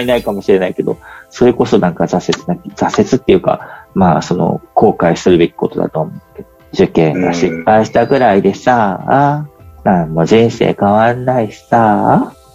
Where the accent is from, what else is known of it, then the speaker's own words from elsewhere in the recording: Yamanashi, Japan; 山梨の中の、そういうちょっと勉強する学校にいて